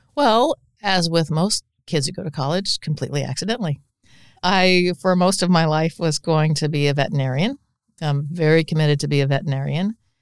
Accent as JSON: {"language": "English", "town": "Council Bluffs", "region": "Iowa", "country": "United States", "tie": "born or raised there", "said": "I grew up just outside Council Bluffs"}